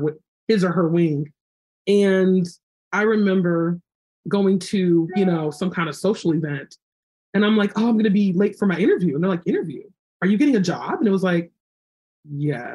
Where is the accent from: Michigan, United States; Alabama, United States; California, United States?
California, United States; Los Angeles; moved away as an adult; also born or lived in South Carolina; I'm from Los Angeles.